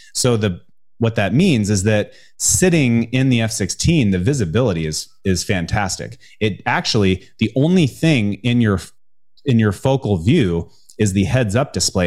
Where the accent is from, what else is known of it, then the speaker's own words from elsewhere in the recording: Spokane, Washington, United States; I grew up in the Pacific Northwest in the U S A. uh, in, in, uh, Spokane, Washington